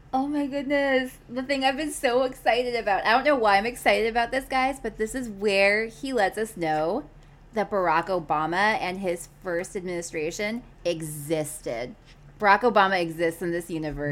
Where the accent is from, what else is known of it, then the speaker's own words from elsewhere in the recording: Milwaukee, Wisconsin, United States; now in Kansas City, United States; my hometown of Milwaukee